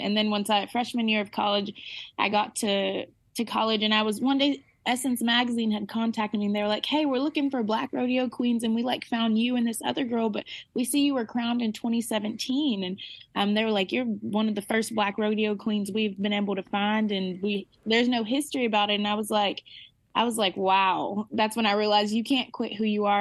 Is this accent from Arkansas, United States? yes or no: yes; Arkansas, United States; I'm from Arkansas.